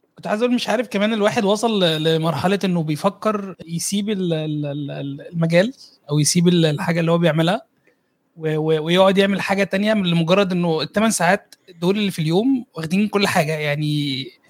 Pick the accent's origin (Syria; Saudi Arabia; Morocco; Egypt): Egypt